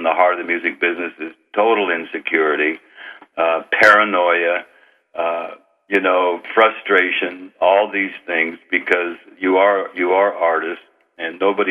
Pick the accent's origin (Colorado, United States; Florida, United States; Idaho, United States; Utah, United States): Idaho, United States; northern; moved away as an adult; also born or lived in California; I grew up on Indian reservation lands in northern Idaho